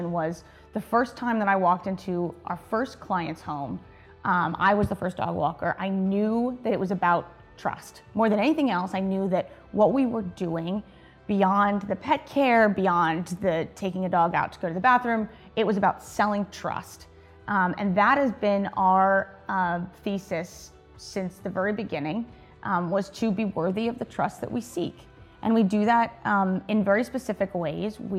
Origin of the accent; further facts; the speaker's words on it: New Jersey, United States; I came down from New Jersey, so that's where I'm originally from.